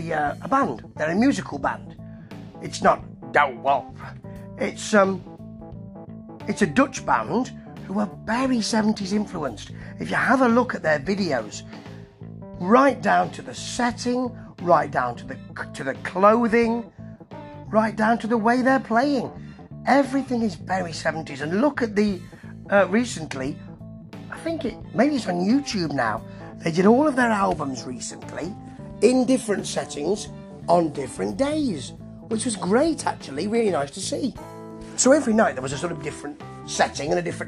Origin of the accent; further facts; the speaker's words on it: England, United Kingdom; I am an Englishman.